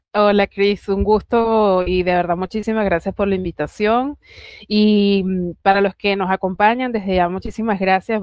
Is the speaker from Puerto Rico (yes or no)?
yes; Puerto Rico; now in Caracas, Venezuela; nací en Caracas, criada en Puerto Rico, orgullosamente